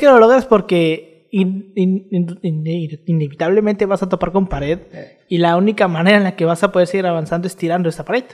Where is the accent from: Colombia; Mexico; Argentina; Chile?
Mexico; nosotros nos quejamos de la desigualdad aquí en México